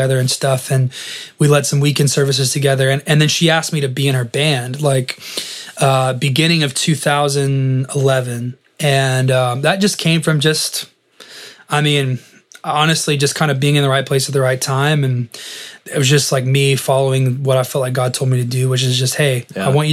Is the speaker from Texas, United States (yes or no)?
yes; West Texas, United States; also born or lived in Dallas; I grew up in West Texas, about 4 hours from Dallas, graduated high school, moved